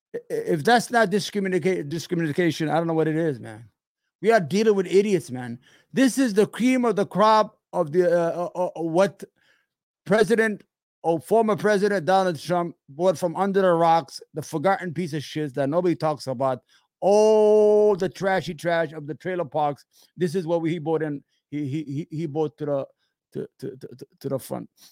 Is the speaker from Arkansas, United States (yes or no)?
no; New York, United States; I'm from New York.